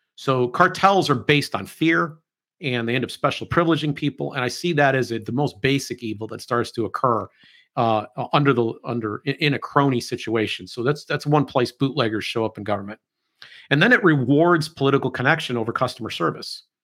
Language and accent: English; United States